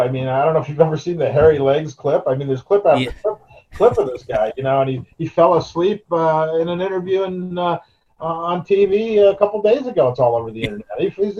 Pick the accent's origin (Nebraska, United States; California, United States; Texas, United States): California, United States; Yreka; born there; I was born in Yreka, up in the northern tip, California, but I've been all over California, lived all over California, seen it all.